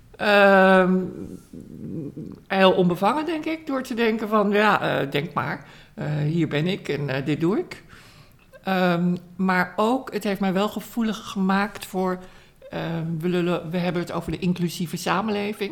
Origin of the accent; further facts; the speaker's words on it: Amsterdam, North Holland, Netherlands; Dus ik ben opgegroeid in Amsterdam.